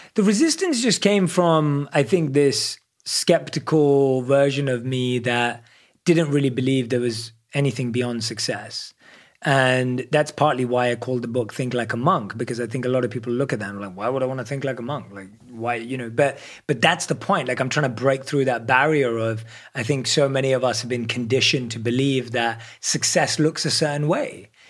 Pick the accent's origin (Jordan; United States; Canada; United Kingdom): United Kingdom; London; I'm a born and raised in London.